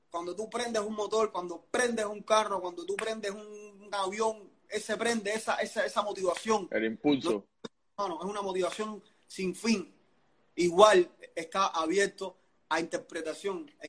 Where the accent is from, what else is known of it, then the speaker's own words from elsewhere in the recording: Cuba; te voy a hablar de los cubanos, porque nosotros somos cubanos.